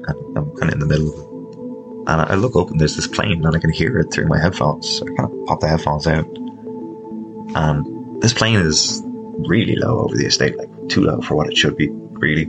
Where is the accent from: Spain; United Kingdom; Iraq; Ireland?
Ireland; also born or lived in Dublin; I'm from Ireland.